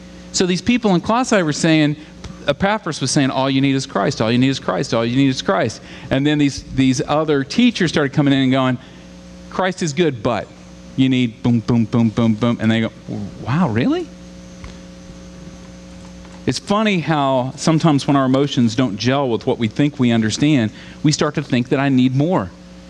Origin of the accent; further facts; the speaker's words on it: Southern United States, United States; I grew up in the South, and it's a funny thing about being in the South is that there were revivals like every weekend.